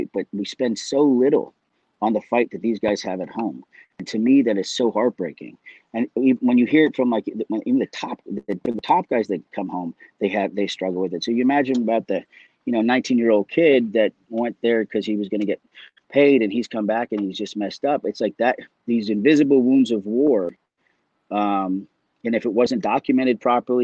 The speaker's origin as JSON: {"language": "English", "country": "Canada", "tie": "born or raised there", "also_born_or_lived": "Dublin, Ireland", "said": "raised in Canada"}